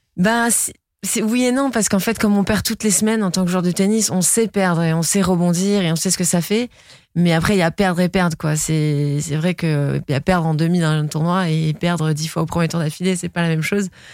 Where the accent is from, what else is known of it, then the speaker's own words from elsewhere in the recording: Nice, Provence-Alpes-Côte d'Azur, France; grandir à Nice, c'est, c'est, c'est une chance. Euh, c'est une grande fierté aussi, parce que je suis très fière d'être niçoise